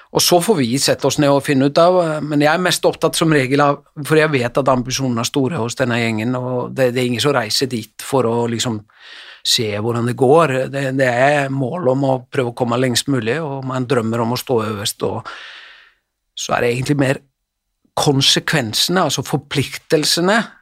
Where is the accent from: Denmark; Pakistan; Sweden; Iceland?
Iceland; Selfoss, Southern Region; moved away; also born or lived in Elverum; når jeg trente han som yngre spiller hjemme på Selfoss